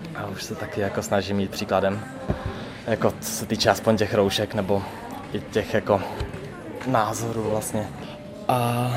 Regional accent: Hradec Králové, Hradec Králové Region, Czechia; now in Karviná, Czech Republic; já jsem původně totiž z Hradce Králové

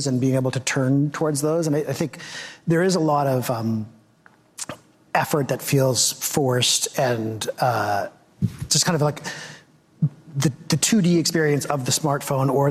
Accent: Victoria, British Columbia, Canada; I grew up in Victoria, British Columbia, which is very provincial

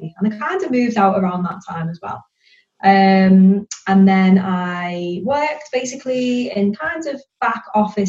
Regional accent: near Liverpool, North West England, United Kingdom; also born or lived in Birmingham; I was born in Birmingham and I lived there till I was about 5 or 6 years old. And then my parents separated and my mum and my brother and I, we relocated. We went back up to the north near Liverpool to live with my grandma. And then we kind of settled there, really. So hence why my accent is like this and not a Brummie one

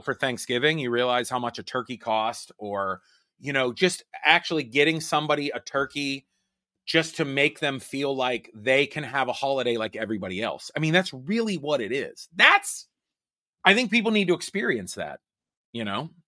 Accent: Pittsburgh, Pennsylvania, United States; in my hometown

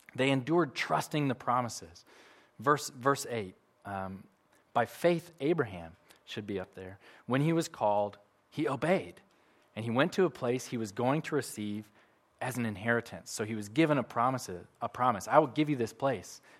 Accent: United States; moved away; I'm from America

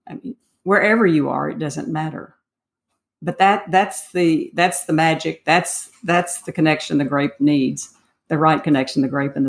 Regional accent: Dallas, Texas, United States; I grew up in Dallas too

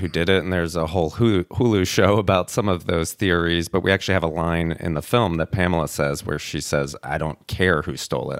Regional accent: outside of Atlanta, Georgia, United States; born or raised there; moved away

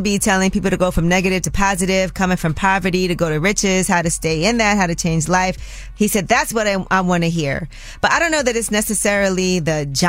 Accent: New York City, New York, United States; I'm from Brooklyn.

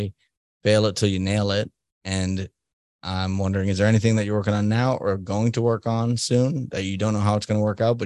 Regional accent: United States

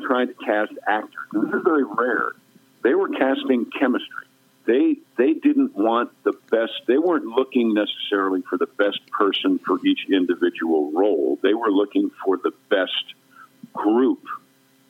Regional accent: Westchester County, New York, United States; I'm actually from Westchester County, New York

